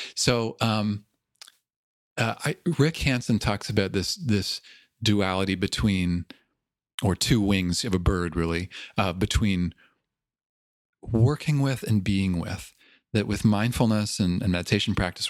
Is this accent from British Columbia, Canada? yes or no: no; Toronto, Ontario, Canada; accent: Toronto; moved away; I grew up in Toronto.